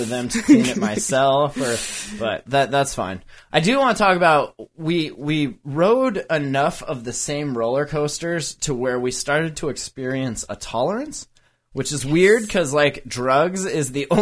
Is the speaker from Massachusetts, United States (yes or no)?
no; Montana, United States; we're from Montana